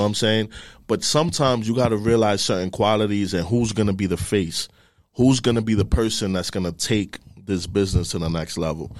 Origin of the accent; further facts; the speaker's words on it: New York City, New York, United States; I'm from the Bronx. I was born and raised in the Bronx, Sheridan Ave